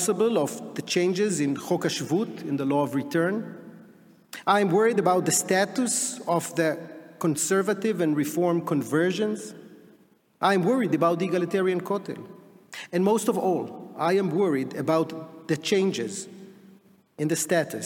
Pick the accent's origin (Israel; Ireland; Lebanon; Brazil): Israel; we Israelis